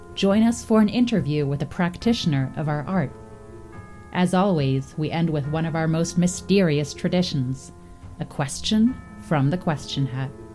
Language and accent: English; Jersey Shore, New Jersey, United States; I grew up on the Jersey Shore